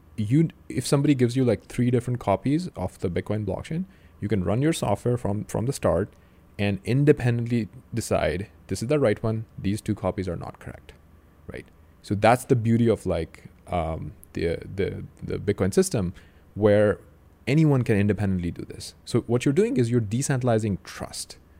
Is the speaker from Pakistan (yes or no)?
yes; Pakistan; now in United States; I grew up in Pakistan